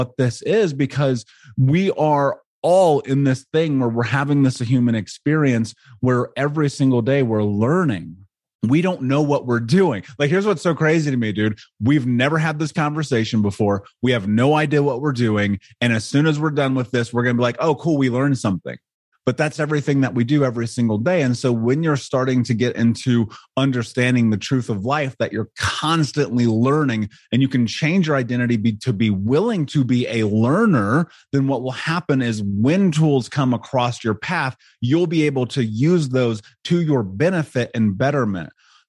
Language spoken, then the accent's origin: English; Indianapolis, Indiana, United States; I grew up in Indianapolis in America.